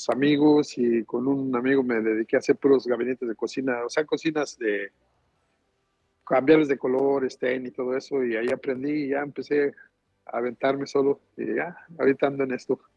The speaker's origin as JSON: {"language": "Spanish", "country": "Mexico", "moved": "as an adult", "said": "y ya con él me vine de allá de México. Y pues sí, nos estuvo difícil por el cerro cuando cruzamos."}